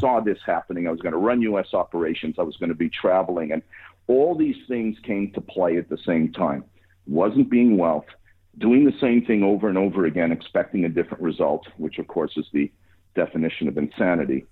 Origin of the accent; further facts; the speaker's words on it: Montreal, Quebec, Canada; I'm from Montreal and live here